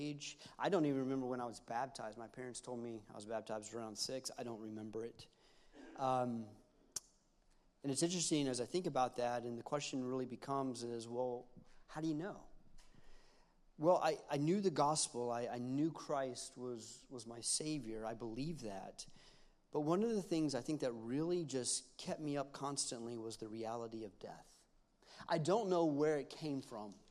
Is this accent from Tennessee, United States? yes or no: yes; Knoxville, Tennessee, United States; moved away as an adult; now in Montgomery, United States; we're from Knoxville, Tennessee